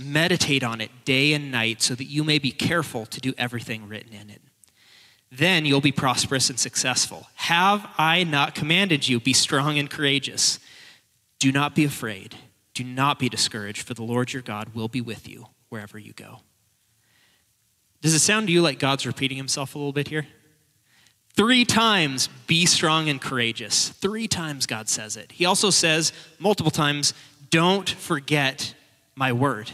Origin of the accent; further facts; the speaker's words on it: Portland, Oregon, United States; moved away as an adult; now in Spokane, United States; I'm not a local. I am now, but I was from Portland originally, but my wife and I moved up here